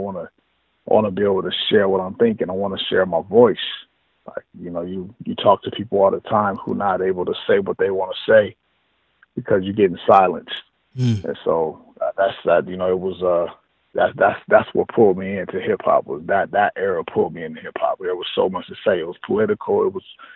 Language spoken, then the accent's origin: English; Long Beach, California, United States; also born or lived in Los Angeles; And then I moved to Cali. I moved to L.A. I'm originally from Long Beach